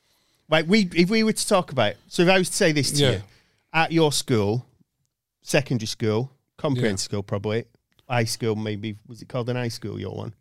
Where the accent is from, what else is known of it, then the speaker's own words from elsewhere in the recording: Oldham, North West England, United Kingdom; I grew up in Oldham